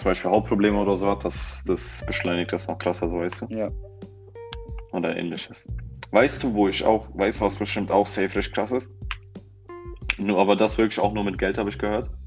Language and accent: German; Berlin, Germany; wir als Berliner dürfen das eigentlich nicht so sagen